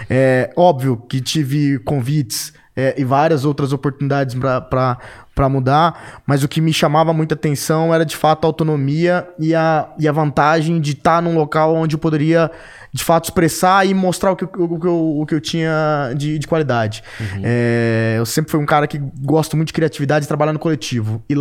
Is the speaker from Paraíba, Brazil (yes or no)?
no; Três Lagoas, Mato Grosso do Sul, Brazil; also born or lived in São Paulo / Ribeirão Preto; Eu sou natural de Três Lagoas, Mato Grosso do Sul. E meu pai, é, meu pai foi é, gerente de banco, né? Ele é falecido. E por isso eu rodei o estado de Mato Grosso do Sul e o estado de São Paulo. E fui parar em Ribeirão Preto